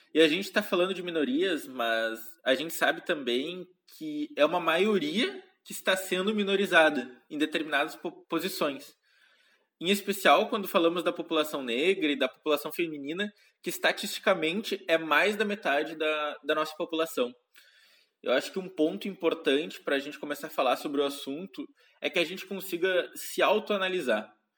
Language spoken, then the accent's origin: Portuguese; interior of Rio Grande do Sul, Brazil; now in Porto Alegre, Brazil; eu sou do Rio Grande do Sul, nasci no interior do estado, em uma cidadezinha bem pequena, de aproximadamente 15 mil habitantes, onde cresci e estudei até o final do ensino médio.